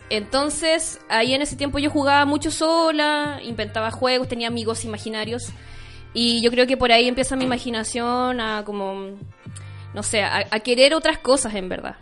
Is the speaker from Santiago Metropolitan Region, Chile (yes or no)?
no; Chuquicamata, Antofagasta, Chile; now in La Serena, Chile; Yo, yo nací en Chuquicamata